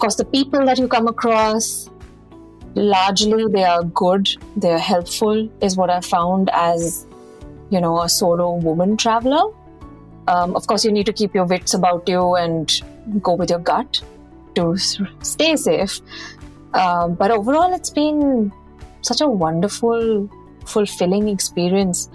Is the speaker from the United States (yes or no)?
no; Chandigarh, India; moved away as an adult; also born or lived in United Kingdom; I'm from Chandigarh, born and brought up over there